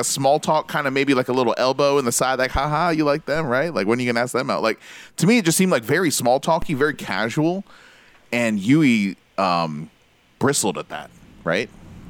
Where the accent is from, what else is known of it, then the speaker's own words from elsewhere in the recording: United States; as an American